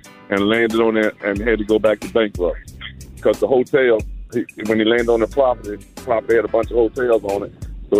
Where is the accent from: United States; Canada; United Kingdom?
United States; Virginia; I'm from Virginia.